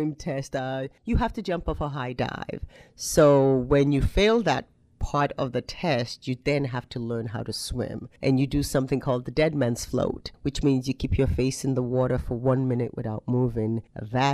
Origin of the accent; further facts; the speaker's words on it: Nigeria; now in Niles, United States; I grew up in Nigeria, so I lived in a city there